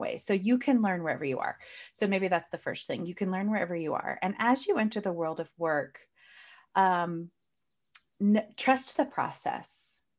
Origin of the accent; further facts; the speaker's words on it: United States; I clearly live in the United States. Well, at least I'm clearly from the United States. You can hear from my accent.